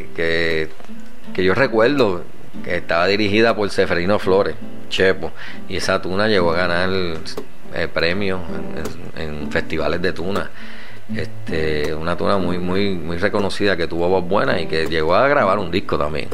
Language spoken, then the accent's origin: Spanish; Aguas Buenas, Puerto Rico; En Aguas Buenas nacía gente, Alejandra, en el hospital municipal, ahí nací yo